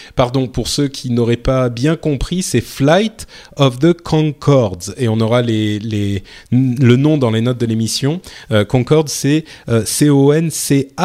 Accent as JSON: {"language": "French", "country": "France", "said": "je suis français"}